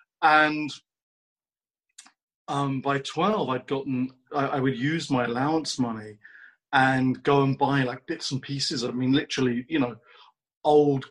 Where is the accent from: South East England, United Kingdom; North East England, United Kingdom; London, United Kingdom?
London, United Kingdom; moved away as an adult; now in Los Angeles, United States; I'm from London